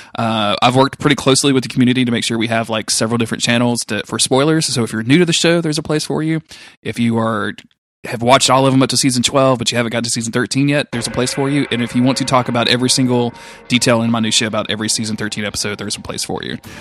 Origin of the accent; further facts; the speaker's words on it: the South, Southern United States, United States; accent: southern; my southern accent